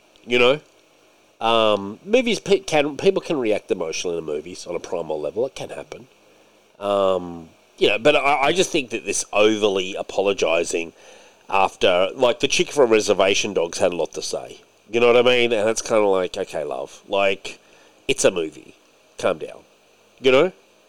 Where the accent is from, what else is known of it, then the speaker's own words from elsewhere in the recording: Scotland, United Kingdom; Because you are right, I'm Scottish too. And by the way, a lot of Scottish people, when they watch Braveheart, are like, fuck the English.